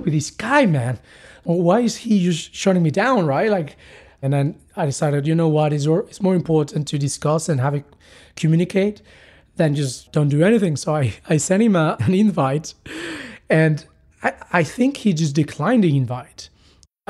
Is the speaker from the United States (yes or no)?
no; Mexico; now in London, United Kingdom; I'm a product manager and I'm from Mexico, living in London